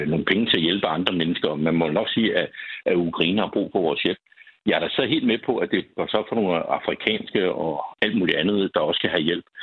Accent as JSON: {"language": "Danish", "country": "Denmark"}